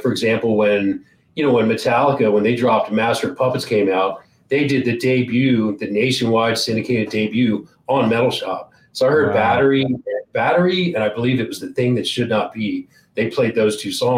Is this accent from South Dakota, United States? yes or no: no; Georgetown, Delaware, United States; I grew up on the East Coast in a very small state called Delaware. It's right next to Maryland, near PA, New Jersey. I don't know if anybody knows where that's at. So small town called Georgetown, Delaware.